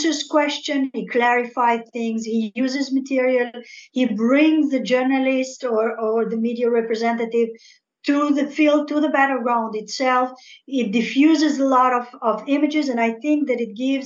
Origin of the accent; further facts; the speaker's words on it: Algeria; first language French; English is a second language; now in Israel; I was born in Algeria, rather. So I speak French